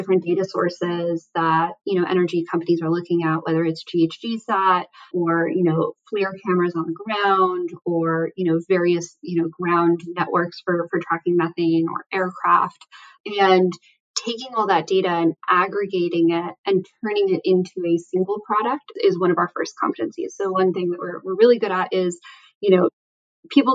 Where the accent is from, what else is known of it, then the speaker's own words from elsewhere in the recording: Southern New Mexico, United States; moved away; also born or lived in California; I grew up in Southern New Mexico.